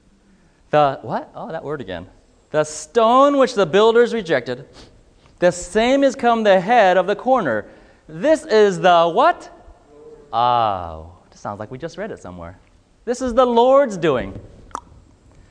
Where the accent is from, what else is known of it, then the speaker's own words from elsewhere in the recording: California, United States; moved away as an adult; now in Mississippi, United States; I grew up in California